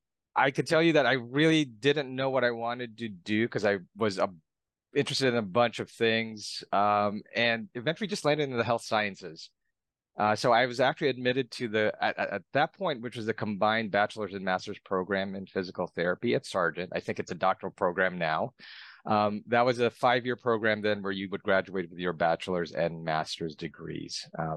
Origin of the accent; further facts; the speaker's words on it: Philippines; now in United States; I was actually born and raised overseas. I was born and raised in the Philippines.